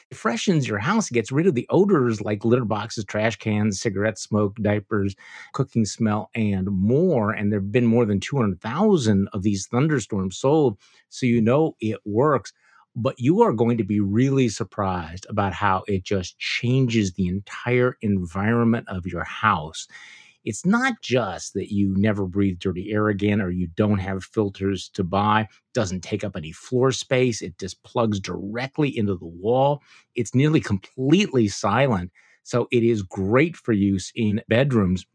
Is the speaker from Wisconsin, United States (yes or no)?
yes; Wisconsin, United States; my home state